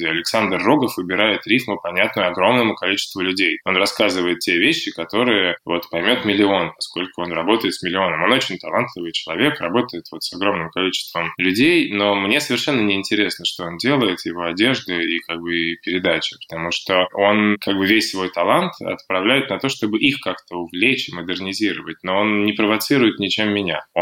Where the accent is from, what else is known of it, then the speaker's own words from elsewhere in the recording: Sosnovy Bor, Leningrad Oblast, Russia; я родился в Сосновом